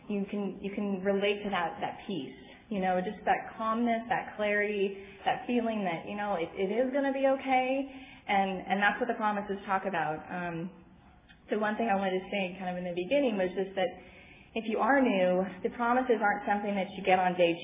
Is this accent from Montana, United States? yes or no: no; San Diego, California, United States; I am from San Diego